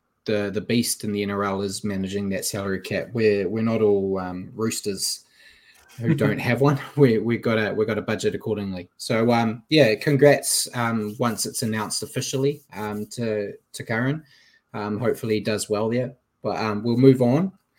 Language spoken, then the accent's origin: English; New Zealand; I'm a New Zealander